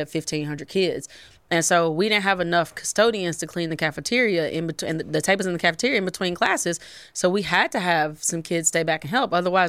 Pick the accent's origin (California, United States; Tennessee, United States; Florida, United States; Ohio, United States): Tennessee, United States; but I grew up in Tennessee